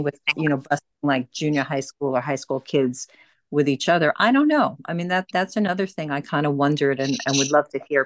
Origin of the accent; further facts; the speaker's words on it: Long Island, New York, United States; I grew up in Long Island, which is outside of New York City